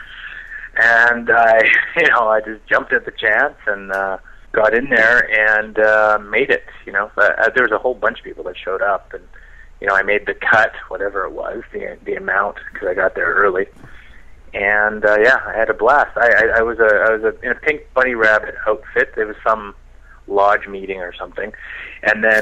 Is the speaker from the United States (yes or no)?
no; Victoria, British Columbia, Canada; I grew up on Vancouver Island in Victoria.